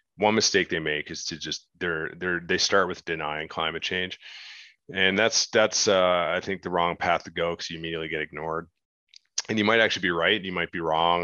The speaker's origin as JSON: {"language": "English", "country": "Canada", "said": "as a Canadian, I grew up watching Dragon's Den"}